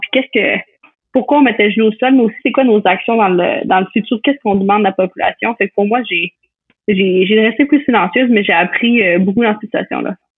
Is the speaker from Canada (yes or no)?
yes; L'Ancienne-Lorette, Quebec, Canada; moved away as an adult; now in United States